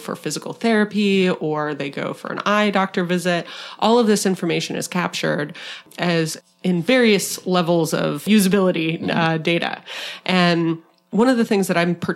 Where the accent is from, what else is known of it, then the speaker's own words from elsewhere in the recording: Arizona, United States; from my home state of Arizona